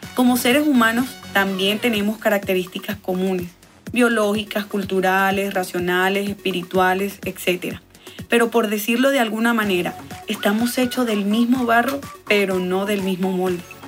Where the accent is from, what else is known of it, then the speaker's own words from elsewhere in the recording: Valledupar, Cesar, Colombia; Soy de Valledupar, Colombia, la capital mundial del vallenato. Mi tierra